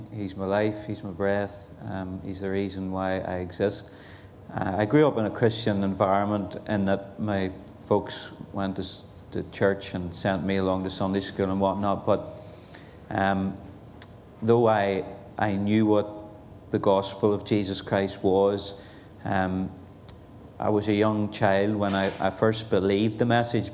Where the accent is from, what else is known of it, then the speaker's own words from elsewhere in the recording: Belfast, Northern Ireland, United Kingdom; now in Portadown, United Kingdom; I'm originally born and bred in Belfast, East in particular. And so that's where I come from, and now living in Portadown, County Armagh